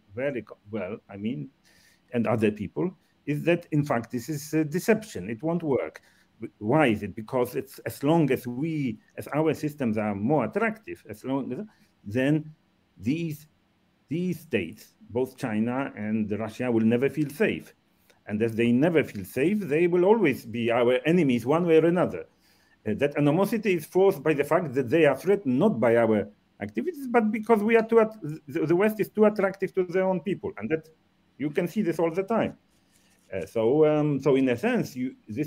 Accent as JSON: {"language": "English", "country": "Poland", "also_born_or_lived": "Japan", "moved": "yes", "said": "when I came to Poland for the first time after, because, I emigrated in 1968"}